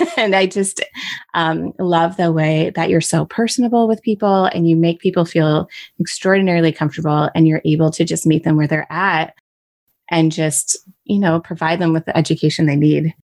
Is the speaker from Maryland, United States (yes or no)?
no; Michigan, United States; Michigan is my home state